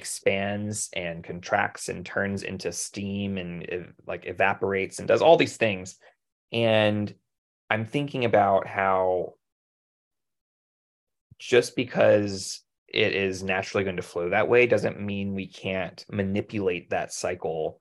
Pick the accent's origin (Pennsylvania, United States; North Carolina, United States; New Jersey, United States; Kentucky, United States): North Carolina, United States; we're from North Carolina